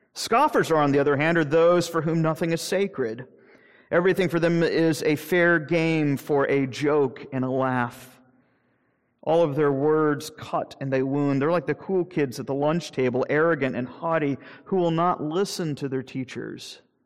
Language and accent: English; Jacksonville, Florida, United States; moved away; growing up in Jacksonville